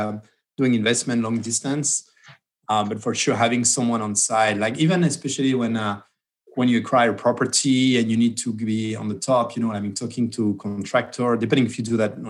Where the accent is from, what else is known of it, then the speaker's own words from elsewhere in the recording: Bordeaux, Nouvelle-Aquitaine, France; moved away as an adult; also born or lived in Detroit, Michigan / Bay Area, California; now in United States; from a place from Bordeaux